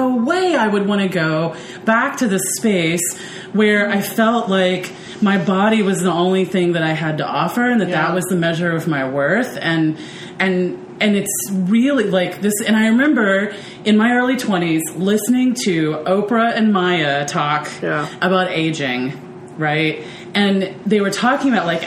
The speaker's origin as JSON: {"language": "English", "region": "the South", "country": "United States", "tie": "born or raised there", "said": "growing up in the South"}